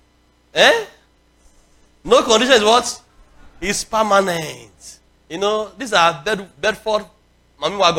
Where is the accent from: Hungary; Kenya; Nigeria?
Nigeria; when I was young, you know, growing up in Nigeria, in the 70s and early 80s